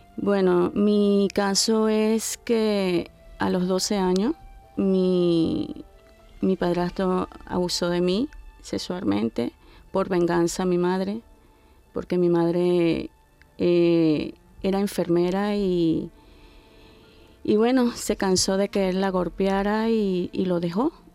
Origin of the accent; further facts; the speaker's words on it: Venezuela; moved away; soy venezolana, tengo 55 años.